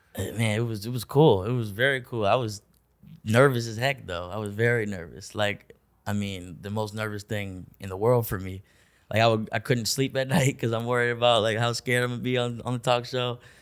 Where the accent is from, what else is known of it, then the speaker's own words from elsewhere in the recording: Orlando, Florida, United States; also born or lived in Augusta, Georgia; we moved to Orlando when I was, like, two or three